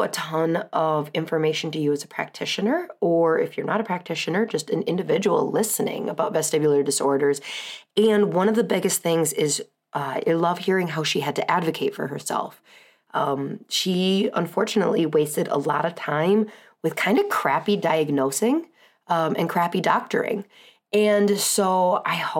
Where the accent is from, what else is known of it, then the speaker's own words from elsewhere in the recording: Southern California, United States; now in Wisconsin, United States; I was born in Southern California